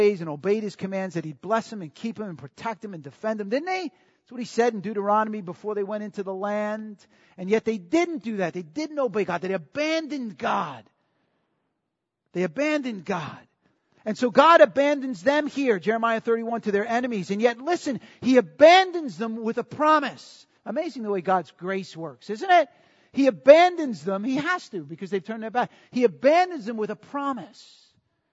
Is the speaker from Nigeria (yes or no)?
no; New York, United States; I'm from New York